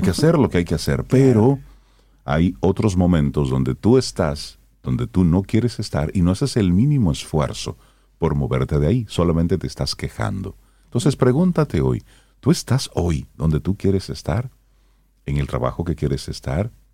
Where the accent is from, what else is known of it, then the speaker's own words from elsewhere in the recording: Salcedo, Hermanas Mirabal, Dominican Republic; el carnaval de Salcedo, que es el que yo más conozco porque es de mi pueblo